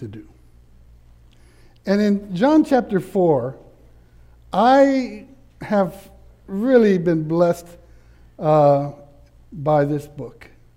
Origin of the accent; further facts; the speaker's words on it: Laredo, Texas, United States; also born or lived in Austin, Texas; I was raised in Laredo that was 97% Hispanic